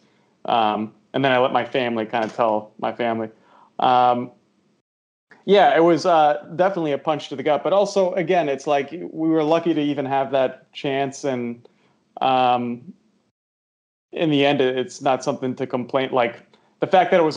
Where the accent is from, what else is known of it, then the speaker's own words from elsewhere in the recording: Westchester, New York, United States; I'm from New York originally. I was born yeah. in the city, but when I was about 4, my parents moved to Westchester, just outside the city, so grew up mostly there